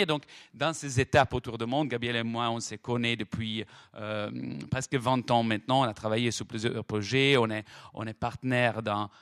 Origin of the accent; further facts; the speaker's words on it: Florence, Tuscany, Italy; accent: Italian; French is a second language; en entendant mon, accent italien, me demande d'où je viens. Je dis, je viens de Florence